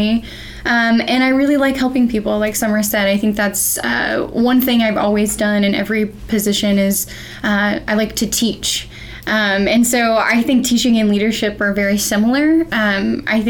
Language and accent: English; Central Arkansas, United States; also born or lived in Fayetteville, Arkansas; I'm from Central Arkansas originally, and I moved to Fayetteville about 8 years ago.